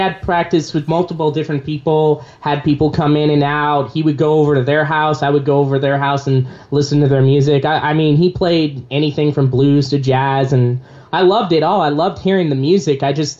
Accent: Visalia, California, United States; I grew up in Visalia.

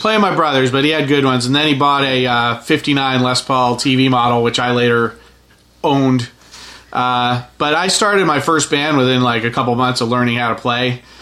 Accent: Barrington, Rhode Island, United States; I grew up in Barrington, which was uh, between like Providence and Newport.

